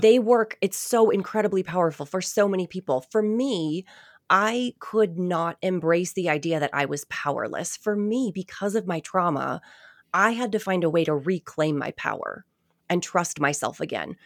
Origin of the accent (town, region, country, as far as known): Nashua, New Hampshire, United States; born or raised there